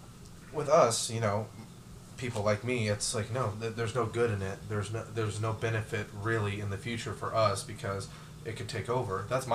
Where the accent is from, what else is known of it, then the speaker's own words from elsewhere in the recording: Texas, United States; being from the South